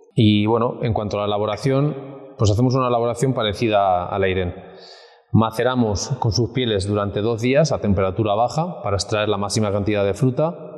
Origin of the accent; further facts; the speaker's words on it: Villarrobledo, Castilla-La Mancha, Spain; Hoy en concreto estamos en, en Villarroledo, mi tierra